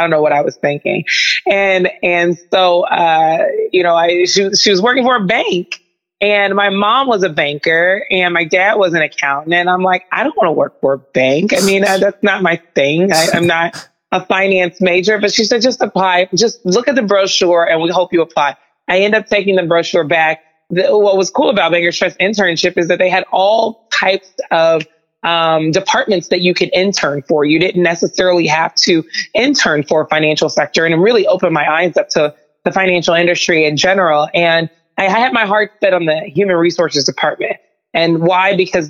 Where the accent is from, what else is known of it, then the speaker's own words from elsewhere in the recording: Mississippi, United States; also born or lived in Oklahoma; I came to Drake in 2004, from the state of Oklahoma. I'm originally from Mississippi